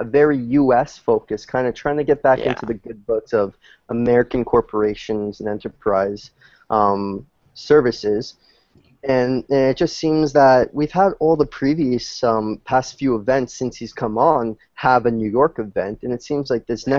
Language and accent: English; Canada; Being a Canadian